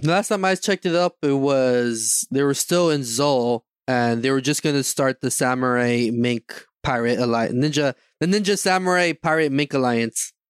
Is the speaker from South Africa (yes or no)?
no; Canada; I'm from, I'm from Canada